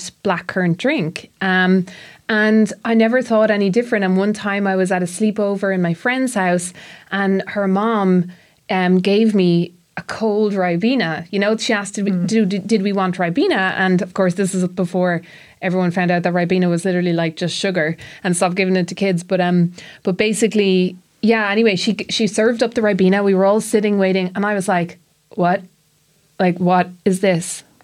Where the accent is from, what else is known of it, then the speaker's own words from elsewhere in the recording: Tipperary, Munster, Ireland; when I was growing up in Tipperary